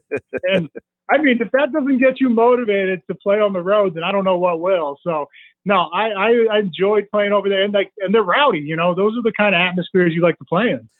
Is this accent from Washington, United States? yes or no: no; Massachusetts, United States; I grew up in Massachusetts.